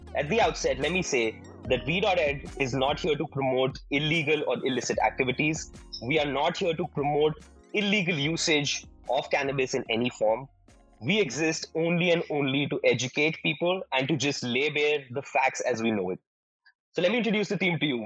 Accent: India; We're Indian

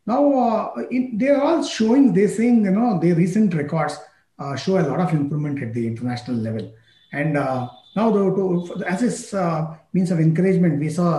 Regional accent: India; definitely, yes, as an Indian, as a lover of sports, I would definitely ask this question.

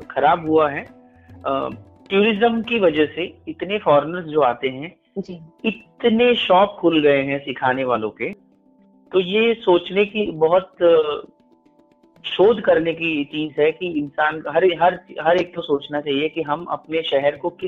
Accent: Uttar Pradesh, India; और आ, मेरा ननिहाल था कबीर चौरा तो

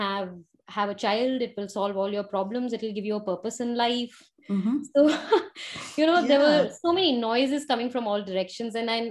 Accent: India; moved away as an adult; now in United Kingdom; I'm Indian and I live in the UK now. I got married and moved here. But before that, back in India, I was a radio jockey

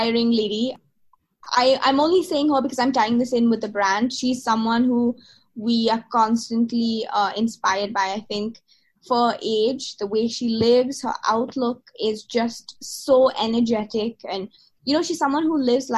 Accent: England, United Kingdom; moved away as an adult; now in India; I'm from England

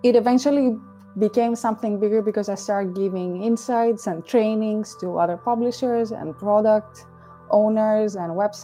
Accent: Athens, Attica, Greece; moved away as an adult; also born or lived in Dublin, Ireland; now in Amsterdam, Netherlands; I was born and raised in Greece, in Athens specifically.

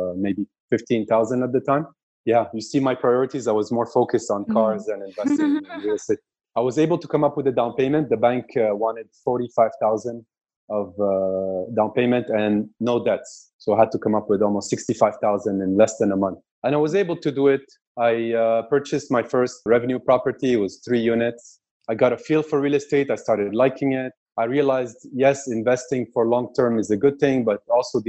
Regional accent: Quebec, Canada; also born or lived in Kuwait; My parents decided to migrate to Canada, to the French part of Canada, so the Quebec area. And I've been raised in Quebec for the past 31 years.

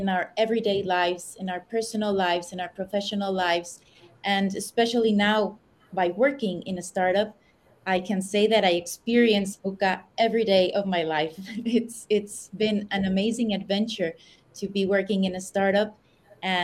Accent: Mexico City, Mexico; moved away as an adult; also born or lived in United States; now in Madrid, Spain; I was born in the United States. I've lived most of my years in Mexico City.

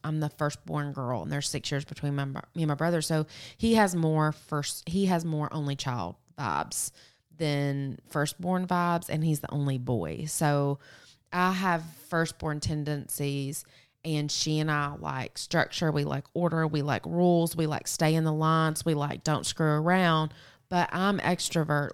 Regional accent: Murfreesboro, Tennessee, United States; moved away; I moved away from Murfreesboro and grew up a lot outside of Murfreesboro

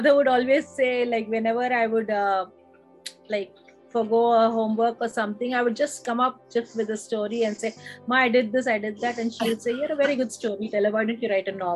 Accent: Chennai, Tamil Nadu, India; now in Visakhapatnam, India; I was lucky enough to be born and brought up in Madras

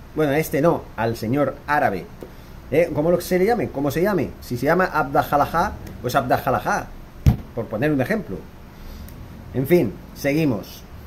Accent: Spain; moved away; Yo, que soy español, que soy de, de ese país

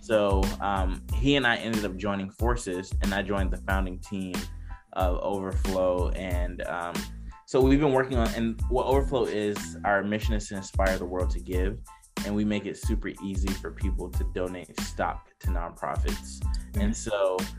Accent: Decatur, Georgia, United States; I'm originally from Decatur, Georgia, and not many people from like where I grew up, my high school, you know, would go to four like four year inter- universities

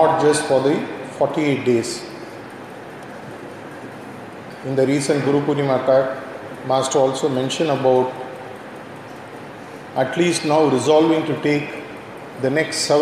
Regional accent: Tamil Nadu, India; Having been brought up in this culture, right from my childhood days

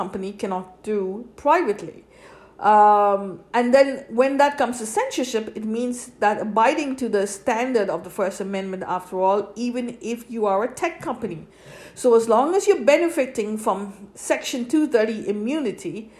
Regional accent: United States

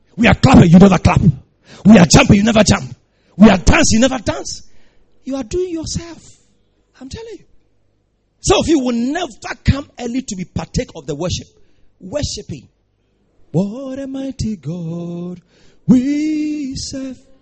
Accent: Ghana

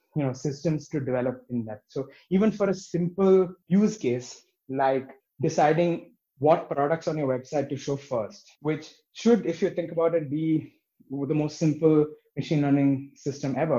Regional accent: Bangalore, Karnataka, India; moved away as an adult; now in Berlin, Germany; I grew up in Bangalore

